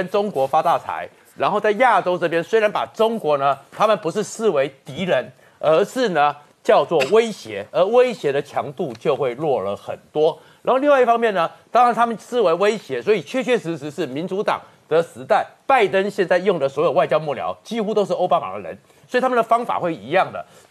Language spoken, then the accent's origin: Chinese; Taiwan; 我们台湾这边也会担心的是什么？